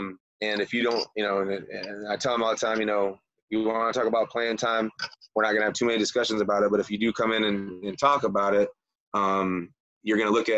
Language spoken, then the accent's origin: English; Michigan, United States; also born or lived in Florida; I'm from Michigan originally, had a rough life, got to live in Michigan all summer, and got to live in Florida all winter.